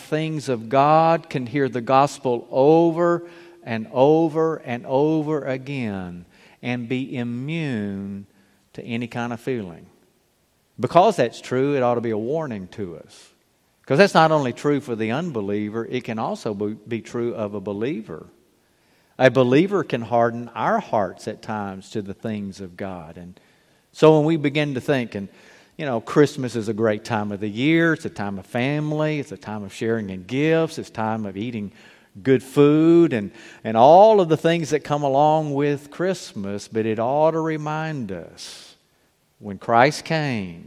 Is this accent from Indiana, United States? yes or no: no; Mobile, Alabama, United States; growing up in Mobile